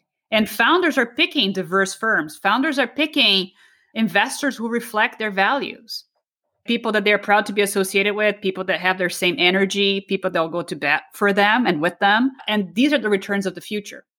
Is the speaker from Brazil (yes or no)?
yes; Brazil; moved away; I grew up in Brazil